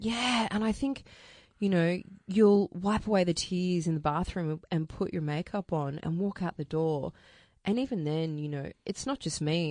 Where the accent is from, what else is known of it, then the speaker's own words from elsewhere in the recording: Melbourne, Victoria, Australia; I grew up out in Wantowner South.